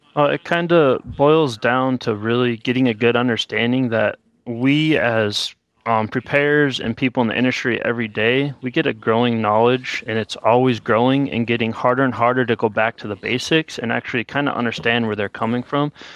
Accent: Miller, South Dakota, United States; moved away as an adult; now in Bismarck, United States; I'm from a small town in Miller, South Dakota, about fifteen hundred people

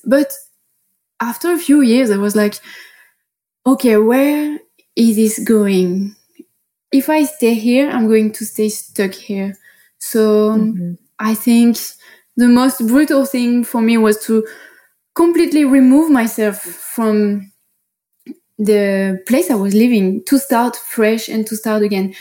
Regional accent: Paris, Île-de-France, France; accent: French; English is a second language; moved away as an adult; now in Bali, Indonesia; So I'm from Paris originally, and I started to live as an expat like four years ago

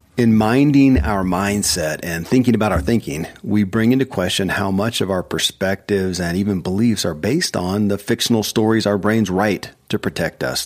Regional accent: Kentucky, United States; born or raised there

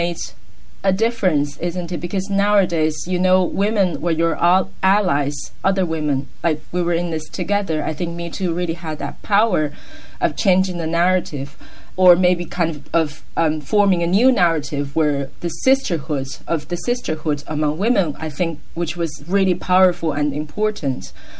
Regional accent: China; English is a second language; moved away as an adult; also born or lived in Ireland; I'm from China

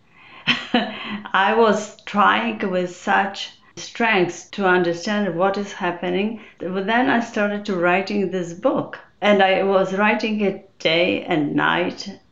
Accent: Poland; moved away as an adult; now in United States; I came from Poland. There will be 33 years ago.

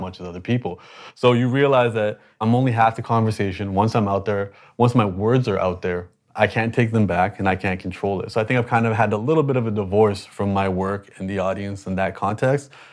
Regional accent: Toronto, Ontario, Canada; I was born in Canada, but I'm the minority in Toronto

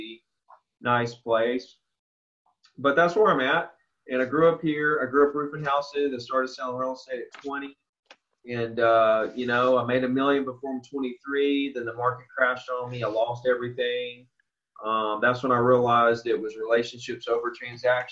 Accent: Orange Beach, Alabama, United States; I grew up right here in Orange Beach, Gulf Shores, Alabama.

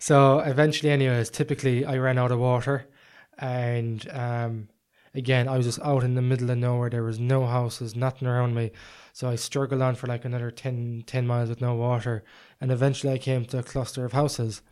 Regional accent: Ireland; I was from Ireland

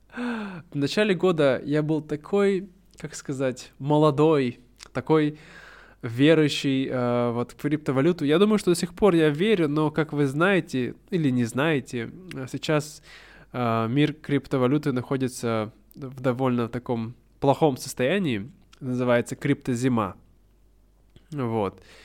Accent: Russia; now in Vietnam; я давно хотел переехать в Россию, хотел вернуться, да, домой, хотел жить в родном городе

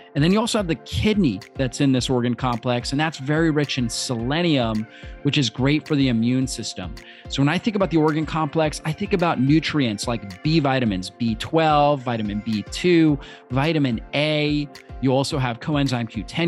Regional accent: Florida, United States; I grew up in Florida

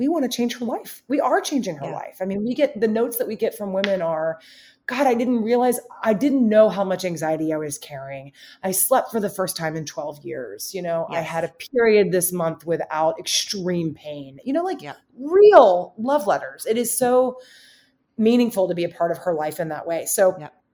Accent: Alabama, United States; also born or lived in Princeton; now in Chicago, United States; I'm from Alabama

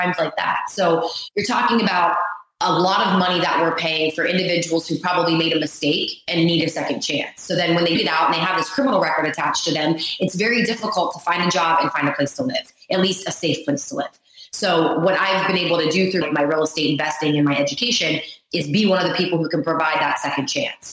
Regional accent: Pittsburgh, Pennsylvania, United States; also born or lived in Ohio; I grew up in Pittsburgh, Pennsylvania area. I was actually in Ohio, but I was born in Pittsburgh, right on the border.

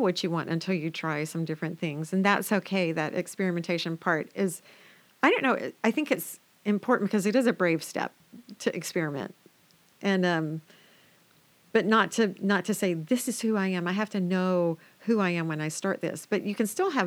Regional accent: the South, United States; I grew up in the South

